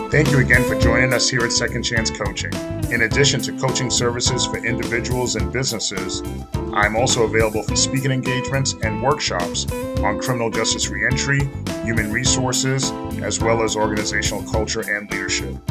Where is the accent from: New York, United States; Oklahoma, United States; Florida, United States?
New York, United States; growing up in New York and growing up around different family and friends